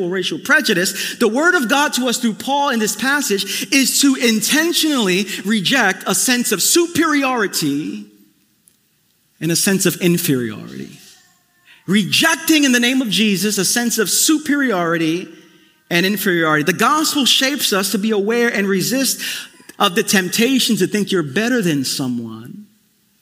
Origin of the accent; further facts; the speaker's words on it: New York City, New York, United States; growing up in East New York, Brooklyn, in the family I was in, We Puerto Ricans